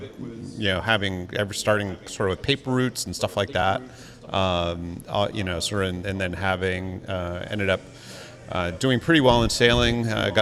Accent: Marblehead, Massachusetts, United States; now in Connecticut, United States; In a little town called Marblehead

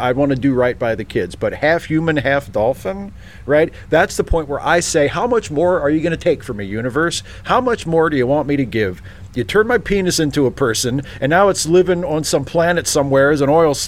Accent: Maryland, United States; I grew up in Maryland.

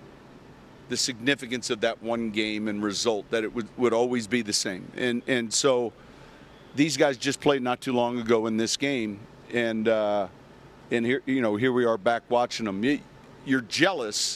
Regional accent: Naperville, Illinois, United States; I'm from Naperville

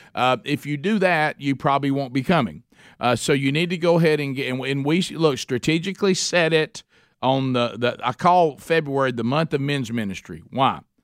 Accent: Oxford, Alabama, United States; my hometown, Oxford, Alabama

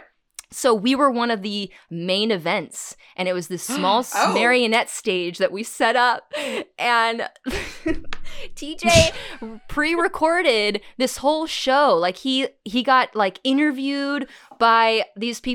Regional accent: Huntington Beach, California, United States; I grew up in Huntington Beach

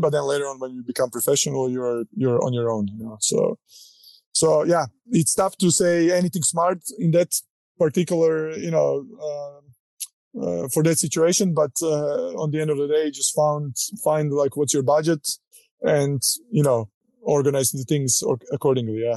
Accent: Croatia; moved away as an adult; now in United States; growing up in Croatia, uh, you know, not coming from a wealthy family

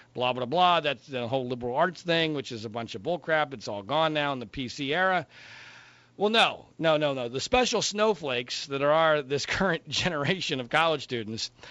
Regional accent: Heidelberg, Baden-Württemberg, Germany; now in Southern California, United States; I was born in Heidelberg, Germany

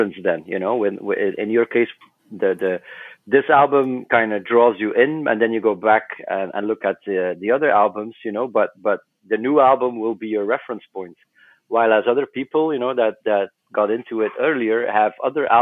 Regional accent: West Flanders, Belgium; we were all born and raised in West Flanders, and that's a small part of Belgium.

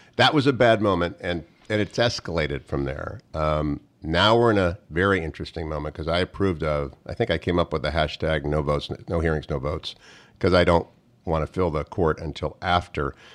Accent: Warren, Ohio, United States; moved away; I'm actually from Warren, Ohio

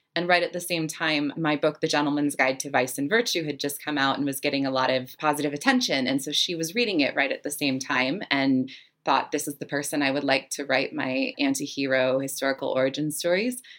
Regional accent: Salt Lake City, Utah, United States; I grew up in Salt Lake City, Utah

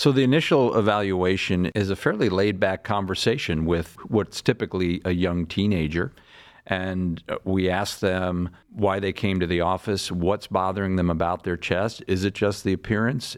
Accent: Larchmont, New York, United States; moved away as an adult; also born or lived in Boston; now in Cleveland, United States; I'm from uh, a town outside of New York City called Larchmont, New York. That's where I grew up

